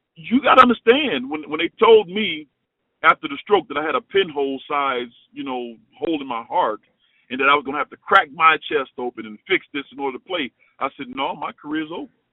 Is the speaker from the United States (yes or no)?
yes; Chicago, Illinois, United States; moved away as an adult; also born or lived in Cincinnati; I'm from Chicago